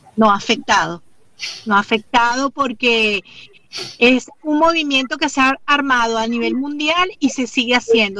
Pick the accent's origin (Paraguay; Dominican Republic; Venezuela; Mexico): Venezuela; now in Spain; yo soy venezolana